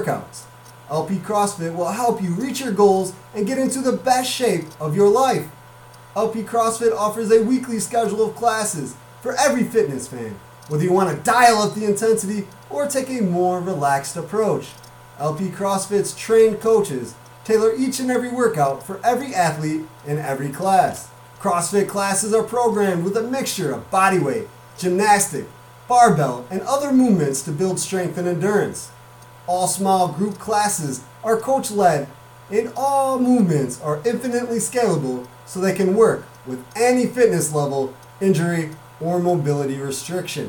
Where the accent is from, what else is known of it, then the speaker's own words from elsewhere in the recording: Chicago, Illinois, United States; I'm from the Chicago area